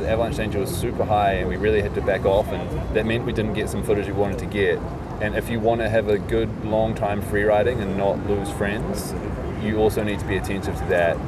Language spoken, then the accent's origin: English; New Zealand; moved away; in New Zealand, where I'm from